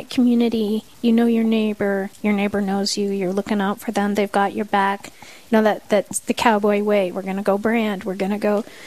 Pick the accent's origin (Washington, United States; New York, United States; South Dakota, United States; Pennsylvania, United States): South Dakota, United States; Black Hills; growing up in the Black Hills